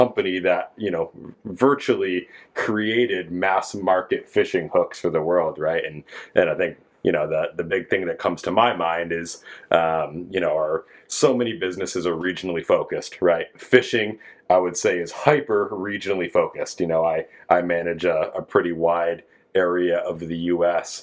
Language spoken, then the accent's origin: English; East Coast, United States; moved away as an adult; now in West Coast, United States; I grew up on the East Coast and fished my whole life. And I've been on the West Coast for about 7 years now